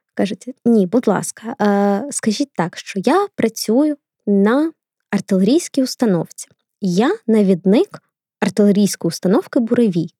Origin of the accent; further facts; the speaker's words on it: Kharkiv, Kharkiv Oblast, Ukraine; Харків це моє рідне місто.